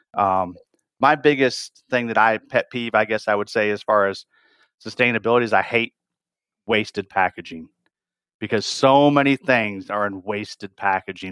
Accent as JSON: {"language": "English", "region": "northern Michigan", "country": "United States", "tie": "born or raised there", "said": "I grew up in Michigan up north"}